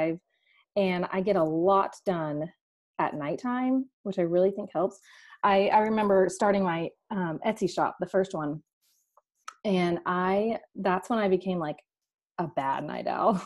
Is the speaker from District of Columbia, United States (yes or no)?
no; Dallas, Texas, United States; we are from Dallas, Texas, a suburb north of Dallas